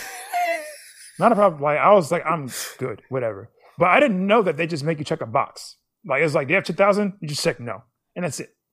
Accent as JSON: {"language": "English", "country": "United States", "said": "I'm American"}